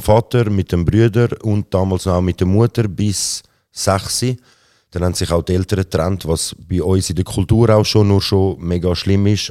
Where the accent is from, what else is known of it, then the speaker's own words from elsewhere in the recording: Zurich, Switzerland; Aber ich bin in Zürich geboren, äh, aufgewachsen auch